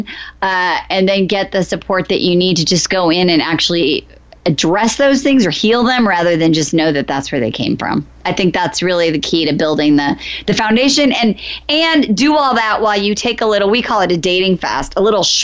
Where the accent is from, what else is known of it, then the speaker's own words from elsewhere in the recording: Iowa, United States; now in Los Angeles, United States; I'm from Iowa, I told you we moved